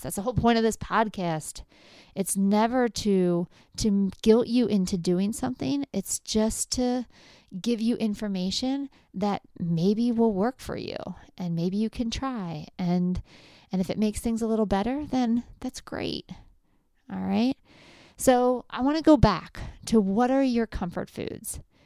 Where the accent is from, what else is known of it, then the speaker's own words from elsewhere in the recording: Lancaster County, Pennsylvania, United States; I grew up in Lancaster County